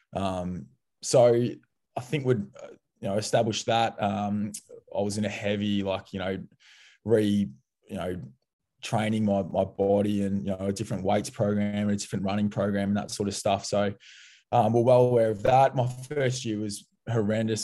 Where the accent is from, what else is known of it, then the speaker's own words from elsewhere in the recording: Dingley, Victoria, Australia; I grew up in Dingley, which is, yeah, like I said before, it's, it's five, ten minutes from Melbourne